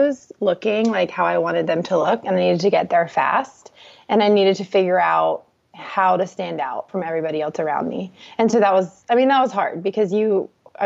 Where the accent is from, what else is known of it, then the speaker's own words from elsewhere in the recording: Virginia Beach, Virginia, United States; We're from Virginia Beach originally